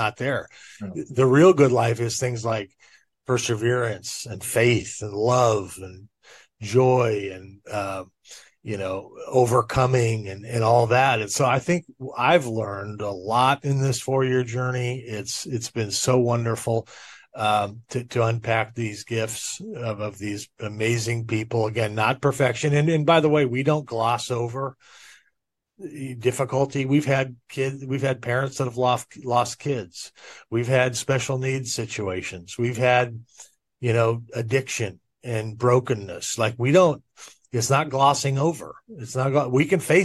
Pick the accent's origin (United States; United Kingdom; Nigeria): United States; Orange County, Southern California; I was raised in Orange County down in Southern California